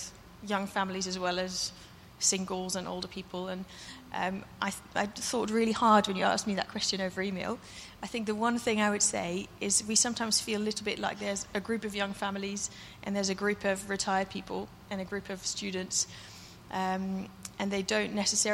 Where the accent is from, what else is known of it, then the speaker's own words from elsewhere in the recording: Netherlands; now in United Kingdom; the church I grew up in Holland.